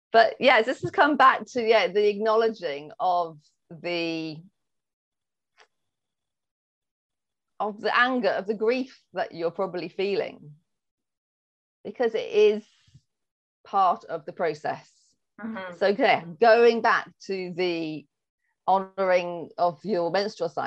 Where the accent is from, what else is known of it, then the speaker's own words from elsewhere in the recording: England, United Kingdom; I'm English